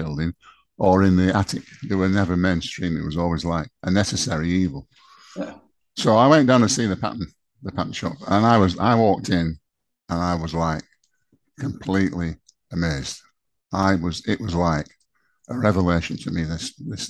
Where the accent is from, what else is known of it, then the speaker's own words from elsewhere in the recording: Chorley, North West England, United Kingdom; I'm from Chorley.